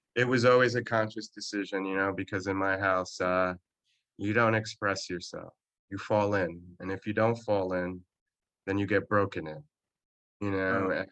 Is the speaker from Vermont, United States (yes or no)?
no; New Jersey, United States; i am from Jersey and I'm, I'm a Jersey boy, born and raised